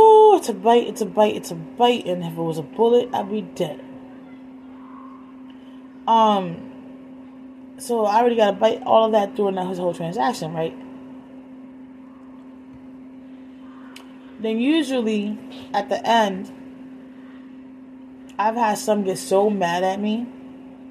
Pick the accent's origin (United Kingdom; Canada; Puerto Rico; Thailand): Puerto Rico; moved away; my hometown in Puerto Rico